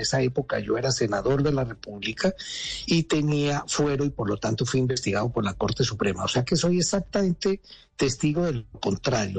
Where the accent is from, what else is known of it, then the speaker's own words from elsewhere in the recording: Colombia; moved away as an adult; now in Argentina; yo como colombiano